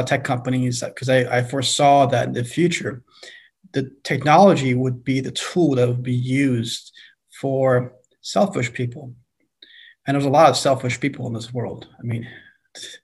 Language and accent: English; Iran; also born or lived in China; now in United States; I was born in Iran, born Muslim